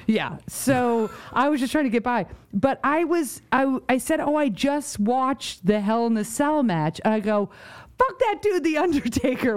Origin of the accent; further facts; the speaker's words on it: New York, United States; moved away; also born or lived in Connecticut / Rhode Island; I grew up in New York